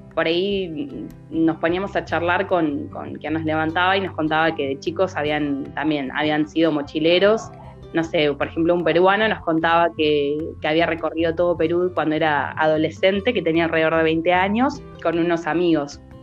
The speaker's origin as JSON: {"language": "Spanish", "town": "Necochea", "region": "Buenos Aires Province", "country": "Argentina", "also_born_or_lived": "La Plata", "moved": "as an adult", "said": "Cuando me fui a vivir desde Necochea, me fui a vivir para La Plata"}